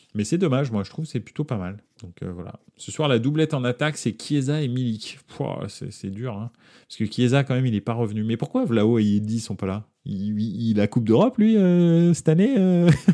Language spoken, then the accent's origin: French; Paris, Île-de-France, France; on est de France et de Paris en l'occurrence.